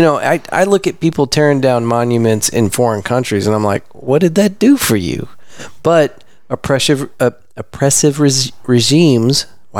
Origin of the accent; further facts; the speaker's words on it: Texas, United States; I grew up in Texas.